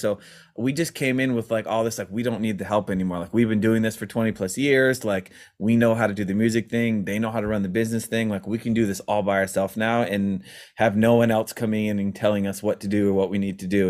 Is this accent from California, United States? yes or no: no; Maryland, United States; we grew up in Maryland